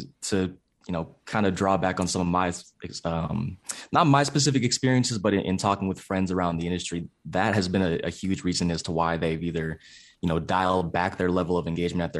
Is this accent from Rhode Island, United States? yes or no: no; California, United States; now in Pittsburgh, United States; I'm originally from the San Francisco Bay Area, currently residing in Pittsburgh, Pennsylvania, away from family, away from friends.